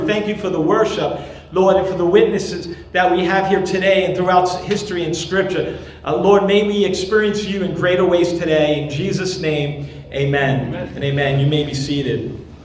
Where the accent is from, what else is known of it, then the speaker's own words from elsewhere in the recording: New York City, New York, United States; moved away; I grew up there in Brooklyn and spent many years uh, there